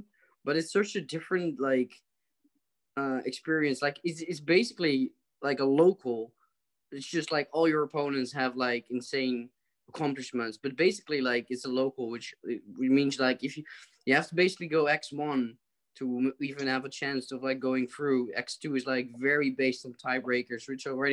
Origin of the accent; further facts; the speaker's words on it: Netherlands; from the Netherlands in Europe